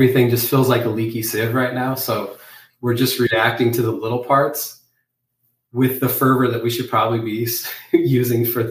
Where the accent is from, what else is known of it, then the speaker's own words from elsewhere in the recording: Arizona, United States; my home state of Arizona